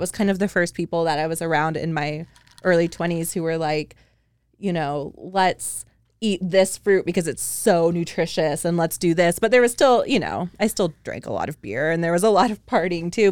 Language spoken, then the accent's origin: English; just outside of Seattle, Washington, United States; moved away as an adult; also born or lived in Big Island, Hawaii; I grew up just outside of Seattle